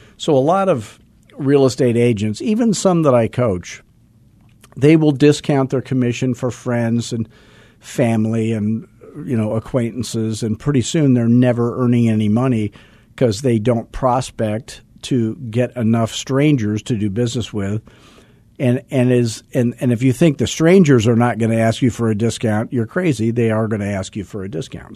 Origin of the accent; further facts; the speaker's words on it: Arizona, United States; I'm from Arizona, where everything was built after nineteen sixty because air conditioning was invented